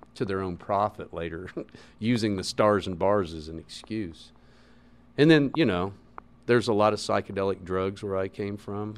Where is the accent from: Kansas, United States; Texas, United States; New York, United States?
Kansas, United States; Lawrence; where I grew up in Lawrence, Kansas